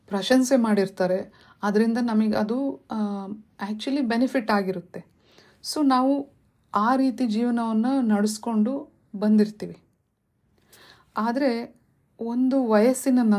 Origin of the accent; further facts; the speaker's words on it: Shivamogga, Karnataka, India; ನಾನು ಹುಟ್ಟಿ ಬೆಳೆದಿದ್ದು ಶಿವಮೊಗ್ಗದಲ್ಲಿ ನಮ್ಮ ತಂದೆ ಅಲ್ಲಿ ಕೆಲಸದಲ್ಲಿದ್ದರು